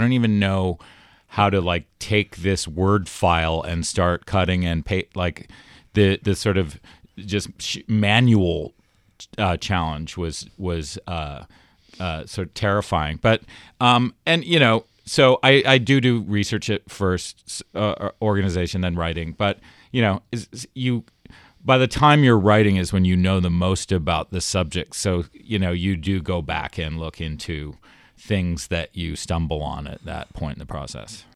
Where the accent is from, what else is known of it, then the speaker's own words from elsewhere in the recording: Toronto, Ontario, Canada; moved away; I was from Toronto